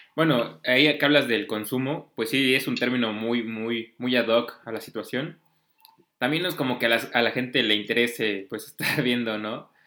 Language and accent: Spanish; Mexico